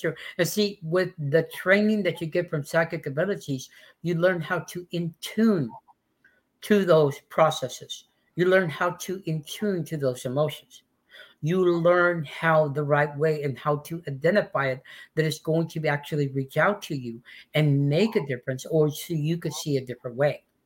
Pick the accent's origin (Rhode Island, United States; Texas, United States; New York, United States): Texas, United States; West; also born or lived in Mexico (ancestry); now in Austin, United States; I come from West Texas, but I've been living in Austin for 36 years